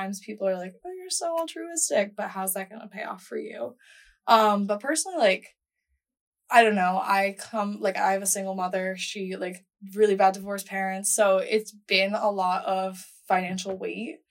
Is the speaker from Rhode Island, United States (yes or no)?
yes; Rhode Island, United States; moved away as an adult; now in Washington, D.C., United States; I'm from Rhode Island, so super small state